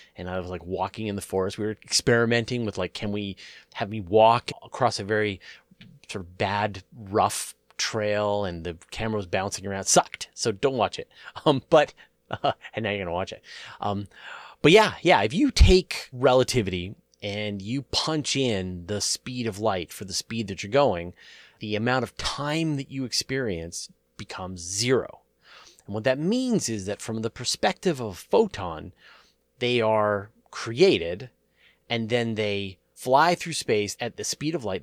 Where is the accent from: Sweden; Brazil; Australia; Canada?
Canada; I'm a Canadian